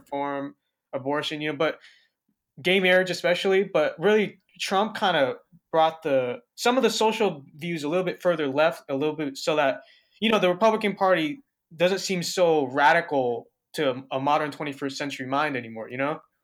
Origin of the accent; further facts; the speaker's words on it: Los Angeles County, California, United States; I was born and raised in Los Angeles County all my life